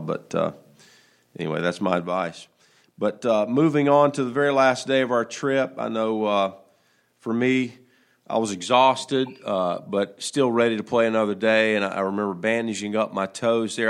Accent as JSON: {"language": "English", "country": "United States", "said": "us as American golfers"}